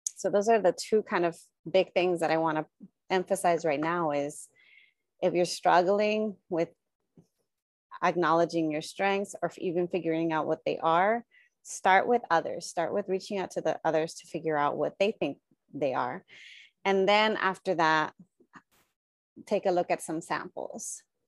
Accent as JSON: {"language": "English", "country": "United States", "tie": "born or raised there", "said": "born and raised in the United States"}